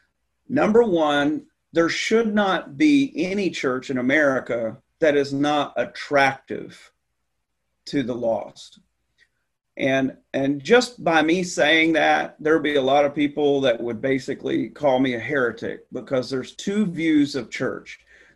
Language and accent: English; the South, United States; So I came from the Bible Belt in the South, and I came here, and I'm not making this up.